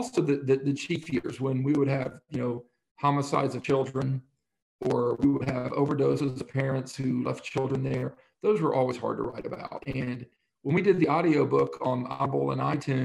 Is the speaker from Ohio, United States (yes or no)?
yes; Middletown, Ohio, United States; I'm just some hillbilly from Middletown, Ohio